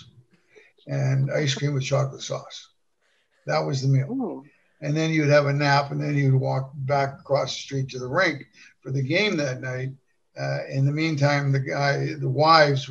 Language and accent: English; Toronto, Ontario, Canada; moved away; growing up in Toronto